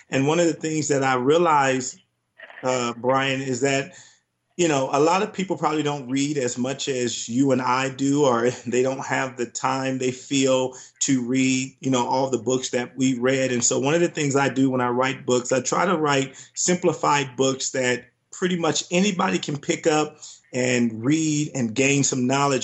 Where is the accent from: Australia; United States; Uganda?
United States; Compton, California; moved away; growing up in Compton, California, it was tough, it was rough